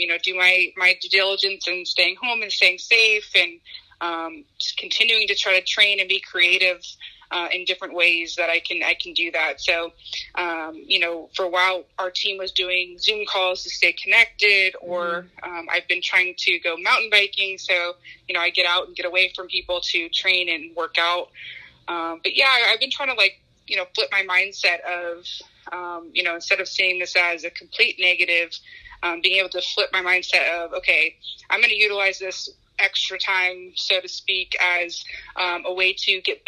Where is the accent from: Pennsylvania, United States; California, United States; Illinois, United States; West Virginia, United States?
California, United States; Pleasanton; also born or lived in Japan; growing up, I played in my hometown league, the Pleasanton League here